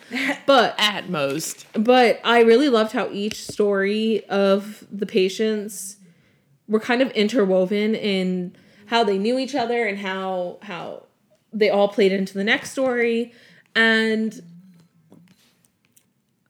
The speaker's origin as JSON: {"language": "English", "area": "Long Island", "region": "New York", "country": "United States", "said": "I'm from Long Island."}